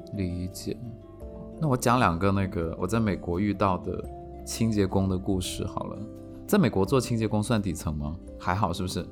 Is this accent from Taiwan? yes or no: no; China; 我是中国人